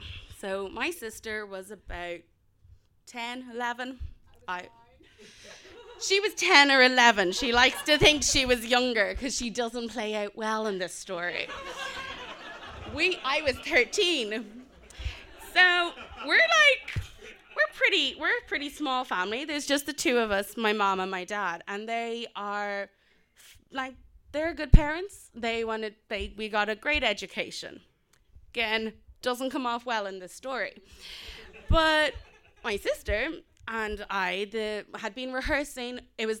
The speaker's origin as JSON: {"language": "English", "country": "South Africa", "tie": "born or raised there", "also_born_or_lived": "Indonesia / Kenya", "said": "born in Indonesia, lived in Kenya and in South Africa. And our parents are white, we're not. And we grew up in South Africa after apartheid."}